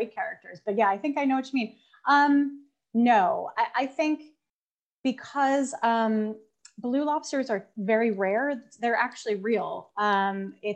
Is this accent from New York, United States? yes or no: yes; Long Island, New York, United States; I'm not from Boston. I'm from Long Island, New York, which has our own very wonderful accent